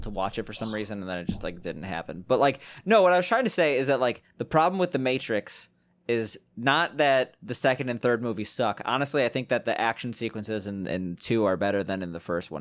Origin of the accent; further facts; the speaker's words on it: Chicago, Illinois, United States; we're both from Chicago